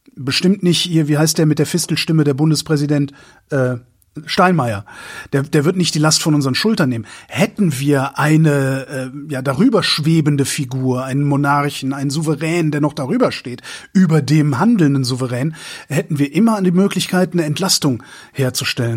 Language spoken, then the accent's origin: German; Germany; als, als Deutsche